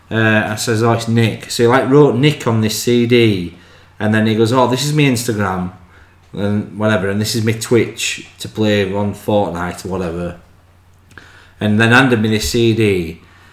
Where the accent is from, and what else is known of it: England, United Kingdom